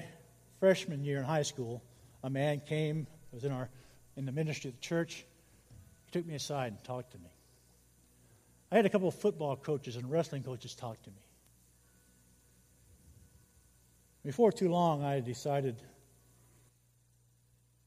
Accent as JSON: {"language": "English", "town": "Council Bluffs", "region": "Iowa", "country": "United States", "tie": "born or raised there", "said": "I grew up in the First Christian Church in Council Bluffs, Iowa"}